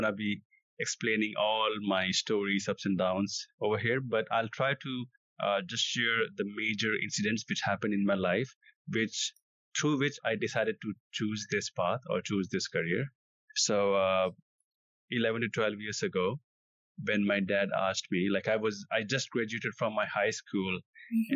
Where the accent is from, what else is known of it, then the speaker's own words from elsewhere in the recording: India; I come from India.